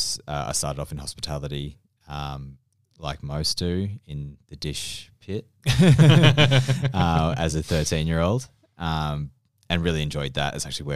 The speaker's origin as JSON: {"language": "English", "town": "Melbourne", "region": "Victoria", "country": "Australia", "moved": "yes", "said": "And I had no idea what Attica was, and I was from Melbourne. {S0} Yes. {S1} Well, not from Melbourne, you know, from the Yarra."}